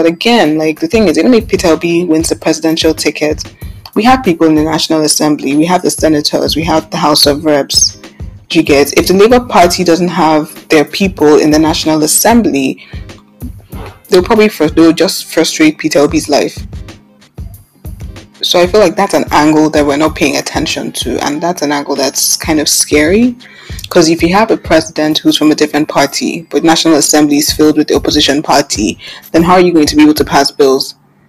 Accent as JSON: {"language": "English", "country": "Nigeria", "said": "It's we as Nigerian citizens."}